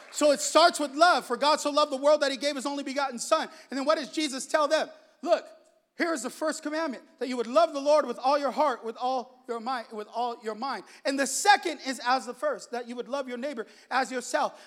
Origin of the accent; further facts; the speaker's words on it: San Jose, California, United States; I'm from the east side of San Jose. I'm from Salsipuedes